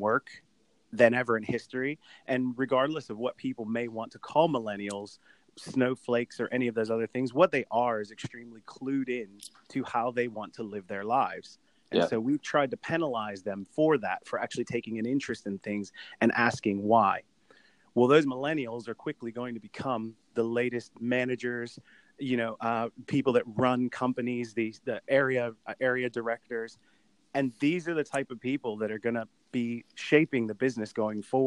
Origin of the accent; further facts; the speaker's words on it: United States; now in United Kingdom; growing up in the States